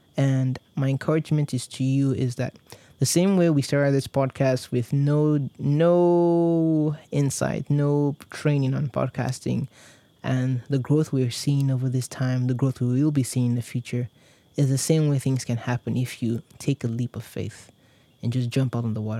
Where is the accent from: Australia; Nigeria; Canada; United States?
Nigeria; Warri, Delta; I grew up, I was born and raised in Nigeria. I was born in Warri, Delta State.